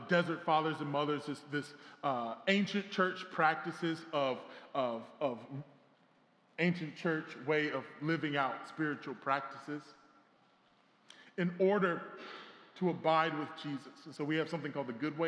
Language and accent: English; South Carolina, United States; now in New York City, United States; I'm from South Carolina